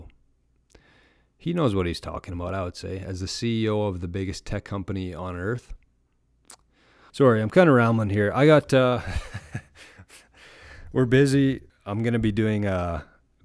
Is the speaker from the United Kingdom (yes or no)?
no; Canada; I'm from Canada